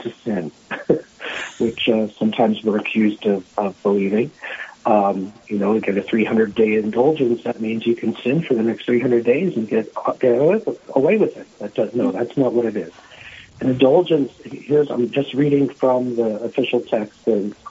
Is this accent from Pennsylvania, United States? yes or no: yes; Philadelphia, Pennsylvania, United States; moved away as an adult; also born or lived in South Dakota; now in Rapid City, United States; I am originally from Pennsylvania, from the Philadelphia area